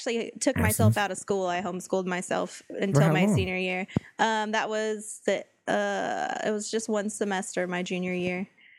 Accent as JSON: {"language": "English", "area": "High Desert", "region": "California", "country": "United States", "said": "It's up by the High Desert. That's where I'm from. Is the High Desert."}